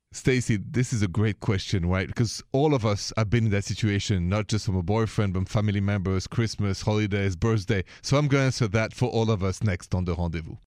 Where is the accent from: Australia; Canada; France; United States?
France; accent: thick French; English is a second language; moved away; my thick accent is French